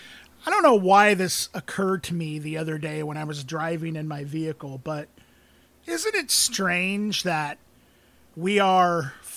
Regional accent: Muscatine, Iowa, United States; I grew up in Muscatine, in the town.

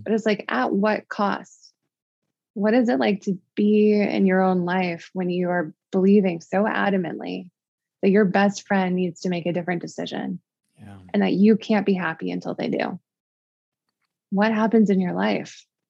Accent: Midwest, United States; moved away as an adult; also born or lived in Connecticut; I'm from the Midwest

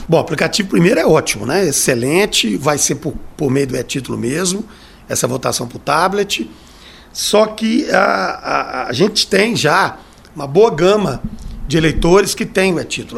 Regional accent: Brazil; Eu sou brasileiro.

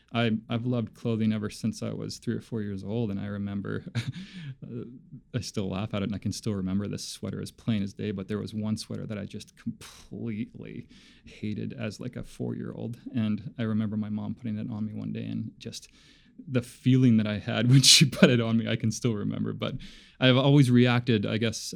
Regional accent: Labrador City, Newfoundland and Labrador, Canada; growing up in in Labrador City was fantastic.

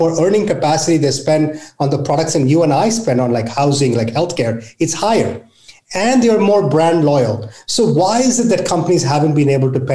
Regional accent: India; now in United States; I grew up in India where poverty was in my face

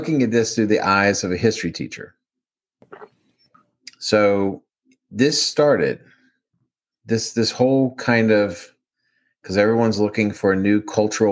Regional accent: Baltimore, Maryland, United States; accent: Maryland; moved away; also born or lived in the South; I grew up in Baltimore when it was changing from a steel industrial

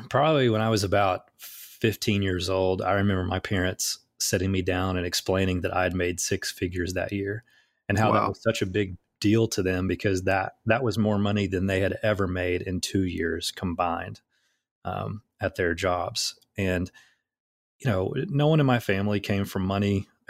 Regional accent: Southern US, United States; I grew up in the Bible Belt in the South

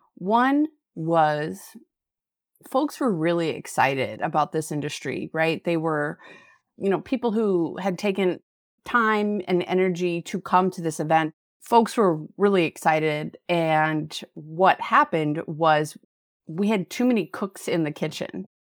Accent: Fairbanks, Alaska, United States; now in Anchorage, United States; I grew up in Fairbanks, which is an Arctic desert

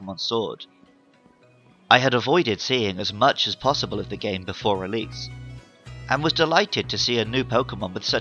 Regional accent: United Kingdom; moved away as an adult; now in Japan; growing up in the British countryside

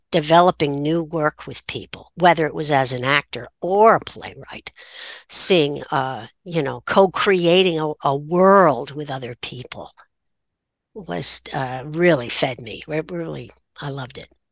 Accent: New Haven, Connecticut, United States; I grew up in New Haven, which made me a townie

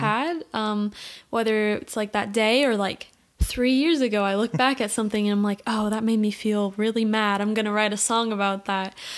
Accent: Portland, United States; I grew up here, Portland

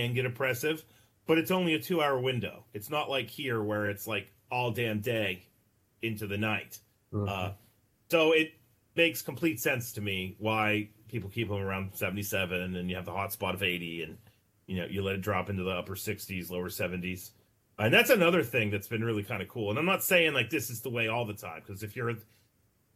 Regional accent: West Virginia, United States; I grew up here in West Virginia, which is basically the Mid-Atlantic.

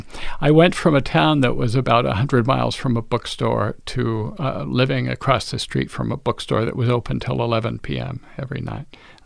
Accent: Pecos, Texas, United States; moved away as an adult; also born or lived in San Luis Obispo, California / Massachusetts; I grew up in West Texas, a town called Pecos, but I was born in San Luis Obispo, California.

